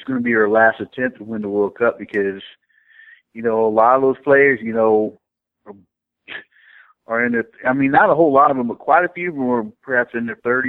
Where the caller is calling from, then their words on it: Springfield, Missouri, United States; I'm calling from Springfield, Missouri.